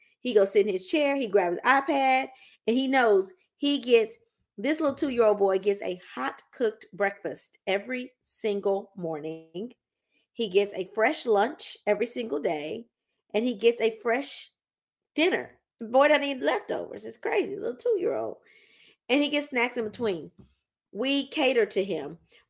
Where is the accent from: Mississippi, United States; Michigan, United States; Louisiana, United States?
Louisiana, United States; My husband is Southern. He's from Alabama. I'm from Louisiana.